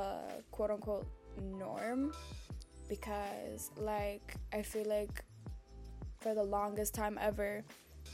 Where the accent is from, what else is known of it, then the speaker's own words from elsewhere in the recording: Dominican Republic; I'm from the Dominican Republic